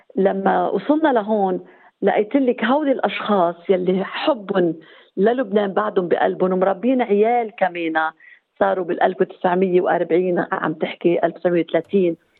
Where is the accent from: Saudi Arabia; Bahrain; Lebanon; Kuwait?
Lebanon; now in New Zealand; وجودنا كلبنانيين هون